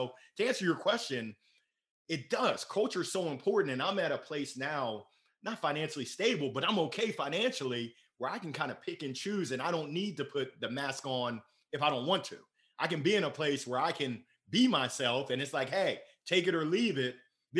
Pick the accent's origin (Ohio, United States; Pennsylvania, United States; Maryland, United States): Maryland, United States; Columbia; also born or lived in Baltimore / Danville, Illinois / Grand Island, Nebraska / Tuscaloosa, Alabama; Outside of Baltimore. I grew up in Columbia, Maryland. It's crazy. I was born in Baltimore and we moved around. I've lived in Danville, yeah, Illinois, Grand Island, Nebraska, Tuscaloosa, Alabama